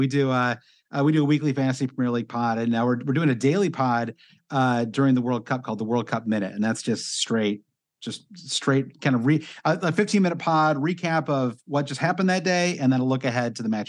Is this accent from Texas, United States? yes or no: no; Michigan, United States; I mean, I'm from Michigan. I grew up a Michigan sports fan. I went to Michigan State, you know, so I grew up a college football, college basketball, Lions, you know, despairing, you know, Midwestern sports.